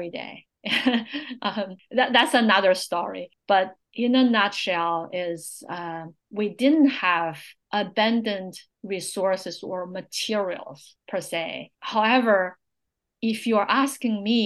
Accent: China; born or raised there; English is a second language; moved away as an adult; also born or lived in Buffalo, New York, United States; now in Silicon Valley, United States

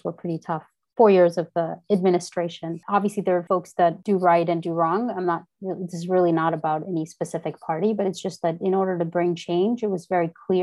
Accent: India; moved away; growing up in India

